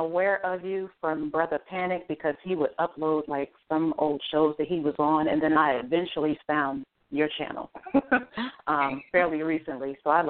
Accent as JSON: {"language": "English", "region": "New Jersey", "country": "United States", "moved": "yes", "lives_now": "South Florida, United States", "said": "I am calling from South Florida, but I am from Jersey."}